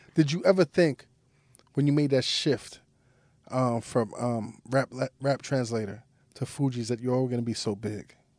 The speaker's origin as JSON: {"language": "English", "town": "New York City", "region": "New York", "country": "United States", "tie": "born or raised there", "said": "I grew up in Brooklyn"}